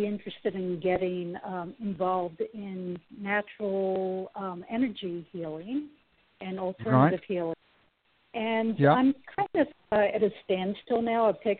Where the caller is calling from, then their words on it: California, United States; I'm calling from California.